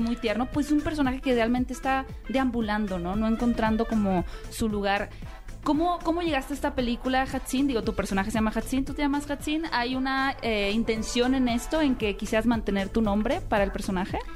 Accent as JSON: {"language": "Spanish", "town": "Hermosillo", "region": "Sonora", "country": "Mexico", "said": "yo soy de Hermosillo"}